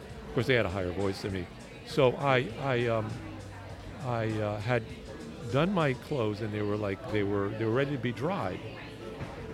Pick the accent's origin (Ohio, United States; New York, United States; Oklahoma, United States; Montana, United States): New York, United States; New York City; I'm from New York City